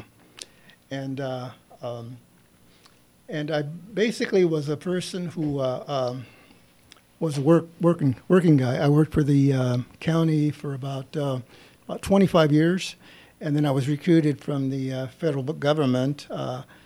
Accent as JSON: {"language": "English", "town": "San Bernardino", "region": "California", "country": "United States", "tie": "born or raised there", "said": "I was born and raised in San Bernardino"}